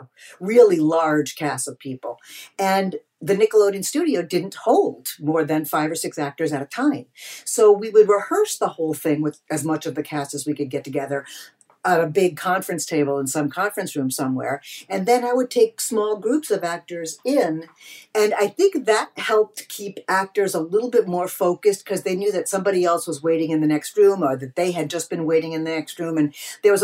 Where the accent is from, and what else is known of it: Eastern Long Island, New York, United States; born or raised there; moved away as an adult; now in Los Angeles, United States